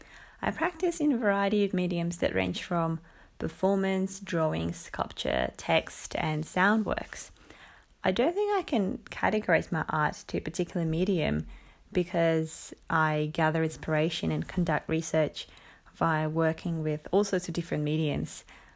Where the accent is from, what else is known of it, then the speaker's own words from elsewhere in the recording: Moscow, Russia; also born or lived in Finland / Cyprus; now in Australia; I come from Moscow, Russia, and I have been living in Australia for about 5 years. My family always moved around a lot. We lived in Finland for about 4 years and spent quite some time in Cyprus.